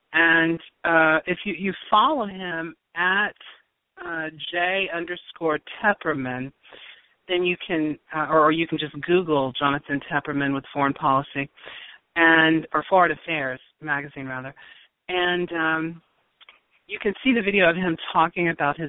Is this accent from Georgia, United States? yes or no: yes; Georgia, United States; However, I grew up in Georgia, in the American South, and I am very familiar with just hearing, basically studying Georgia history